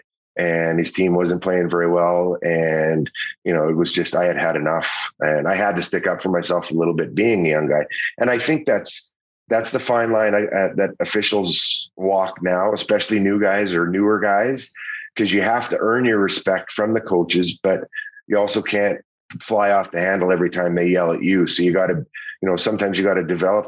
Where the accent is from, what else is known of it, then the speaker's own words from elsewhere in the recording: Saskatoon, Saskatchewan, Canada; Todd McClellan, whom and I grew up together in Saskatoon.